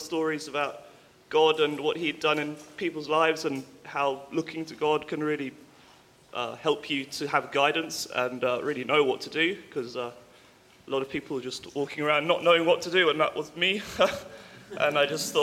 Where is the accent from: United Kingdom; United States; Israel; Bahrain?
United Kingdom; Cowes, South East England; born or raised there; also born or lived in London